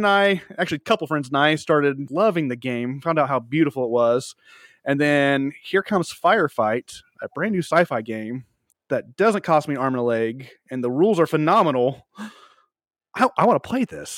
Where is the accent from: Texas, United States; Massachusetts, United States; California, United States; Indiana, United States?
Indiana, United States; Muncie; I am from Muncie, Indiana